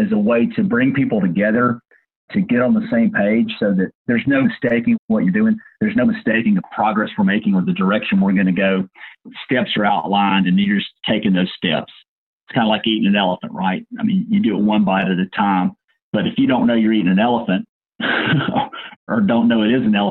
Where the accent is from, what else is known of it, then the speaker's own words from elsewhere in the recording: Minden, Louisiana, United States; now in New Orleans, United States; I grew up north Louisiana, near Shreveport, in a little town called Minden, Louisiana